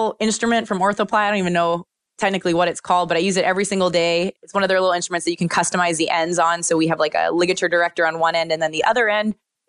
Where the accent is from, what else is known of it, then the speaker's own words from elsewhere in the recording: Pennsylvania, United States; They're such awesome little travelers because I'm from Pennsylvania.